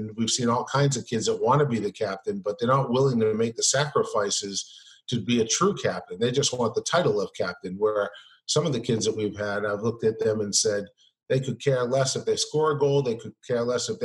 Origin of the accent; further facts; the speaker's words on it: New Hampshire, United States; I grew up in New Hampshire, which is a really small soccer community